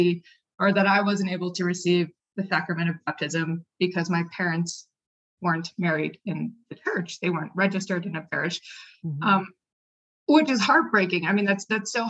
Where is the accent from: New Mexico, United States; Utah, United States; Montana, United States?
New Mexico, United States; Albuquerque; I'm from Albuquerque, New Mexico, born and raised